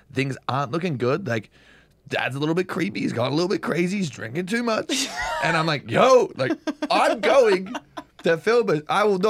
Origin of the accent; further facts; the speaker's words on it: New Zealand; also born or lived in Australia / England; No, because I was born in Australia, but I also like kind of grew up in New Zealand, and then. I spent some time in England, so whatever. Yeah. I'm everything.